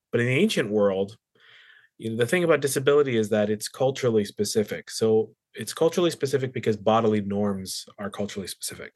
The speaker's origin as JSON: {"language": "English", "town": "Surrey", "region": "British Columbia", "country": "Canada", "tie": "born or raised there", "also_born_or_lived": "Australia / England", "moved": "as an adult", "said": "I was born in the Lower Mainland, grew up in Surrey"}